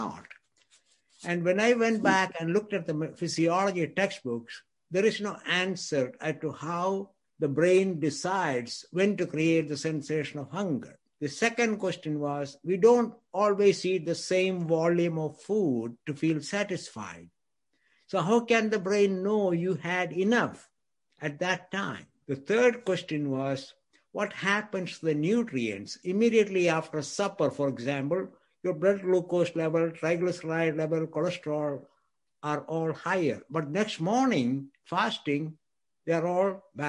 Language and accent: English; India; moved away as an adult; also born or lived in Scotland / Texas; now in United States; I grew up in India. I went to medical school in India.